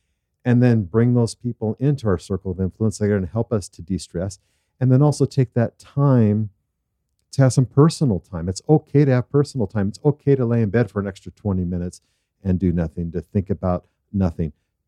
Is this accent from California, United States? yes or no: yes; Southern California, United States; growing up in Southern California and being in Santa Paula with my grandparents